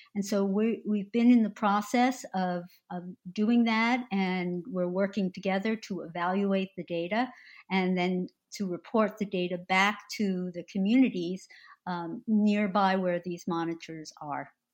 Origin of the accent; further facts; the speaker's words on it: New Jersey, United States; I born and raised and remain in New Jersey